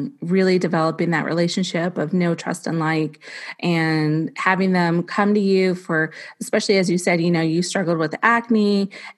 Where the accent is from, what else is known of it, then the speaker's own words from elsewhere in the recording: Bay Area, California, United States; now in Ohio, United States; I'm actually a Californian originally. I'm from the Bay Area